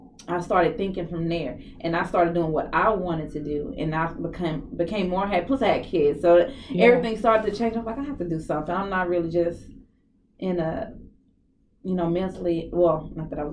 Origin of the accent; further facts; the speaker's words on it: Dallas, Texas, United States; I'm born and raised here